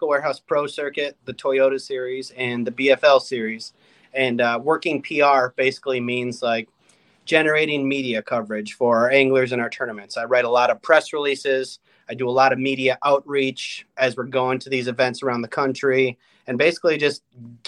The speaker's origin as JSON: {"language": "English", "area": "Mille Lacs", "region": "Minnesota", "country": "United States", "tie": "born or raised there", "said": "growing up in Minnesota on Mille Lacs"}